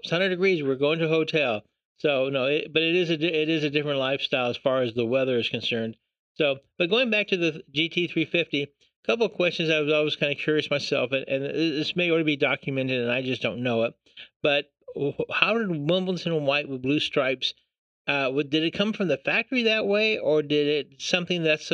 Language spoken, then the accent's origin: English; California, United States; I'm from California